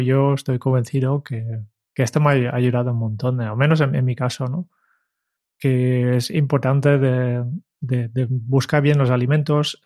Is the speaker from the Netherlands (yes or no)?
yes; Netherlands; moved away; soy holandés